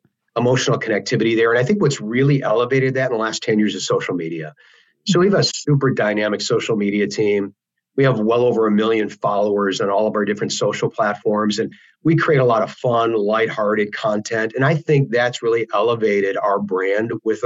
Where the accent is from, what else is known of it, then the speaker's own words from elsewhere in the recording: Wisconsin, United States; growing up in Wisconsin